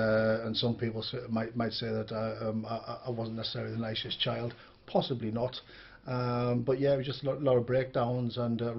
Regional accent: Birmingham, West Midlands, United Kingdom; also born or lived in Northern Ireland; Yeah, I was born in Birmingham in 1970. I was put in my first home at the age of three.

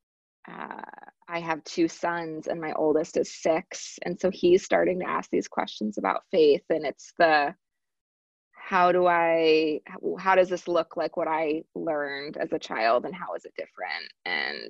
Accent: Chicago, Illinois, United States; moved away as an adult; also born or lived in Washington, D.C.; I am a born and bred Midwest girl. So my parents met on a blind date at Iowa State. So they both are from the lovely state of Iowa. And then they moved to the Chicagoland area and had me.

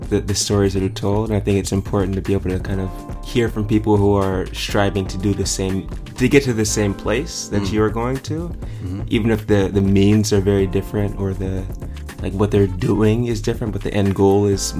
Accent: Pomona, California, United States; I'm from Pomona originally. So I grew up in the Inland Empire, a little bit east of LA, a bit outside of the city.

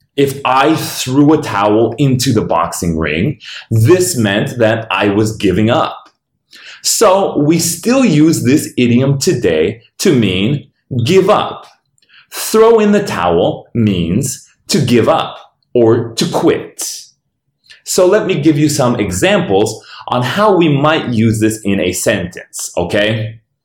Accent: Denver, Colorado, United States; This is my hometown

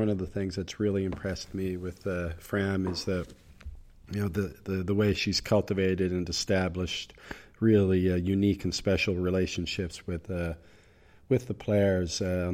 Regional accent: Nova Scotia, Canada; moved away as an adult; also born or lived in South Korea; now in United Arab Emirates; I'm from Canada, Nova Scotia mm-hmm. to be exact. And I was a top player in the province for many years, especially as a junior

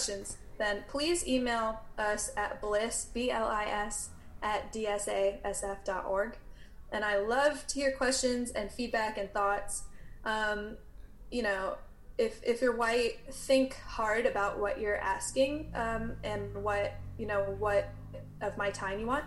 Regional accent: the South, United States; I grew up in the South.

